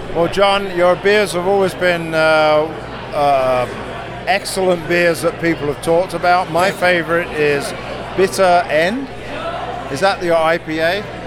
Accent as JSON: {"language": "English", "country": "United Kingdom", "moved": "yes", "lives_now": "United States", "said": "I'm the Brit."}